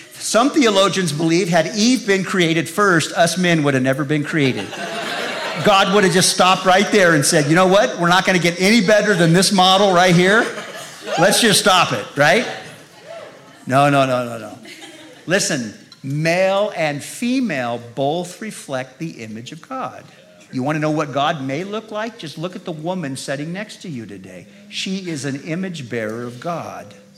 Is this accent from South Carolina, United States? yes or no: no; Modesto, California, United States; also born or lived in Salinas, California; I was born in Salinas, California, Monterey Bay Area five years old, we moved to Modesto